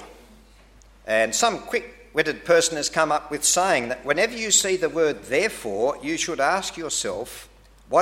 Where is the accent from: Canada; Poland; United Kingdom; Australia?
Australia; being an Australian